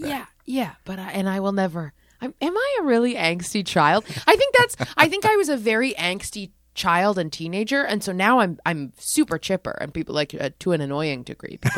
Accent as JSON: {"language": "English", "town": "Philadelphia", "region": "Pennsylvania", "country": "United States", "tie": "born there", "said": "I was born in Philadelphia, and my dad's family is all from the East Coast, mostly concentrated in Manhattan."}